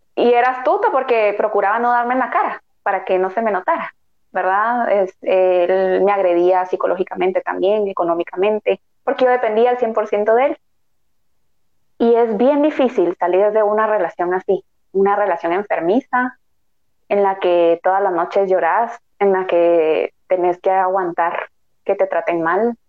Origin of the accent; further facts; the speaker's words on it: Guatemala; como guatemaltecos